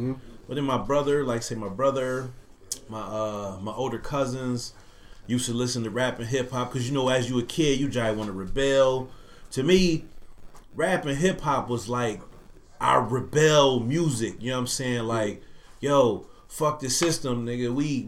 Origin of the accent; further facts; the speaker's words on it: Buffalo, New York, United States; I was born and raised in Buffalo.